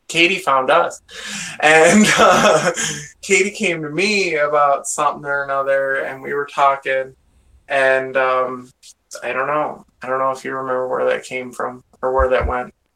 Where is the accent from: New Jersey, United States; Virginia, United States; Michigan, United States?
Michigan, United States; Sterling Heights; I'm, from, Metro Detroit. It's a place called Sterling Heights, but uh, just outside of Detroit in Michigan.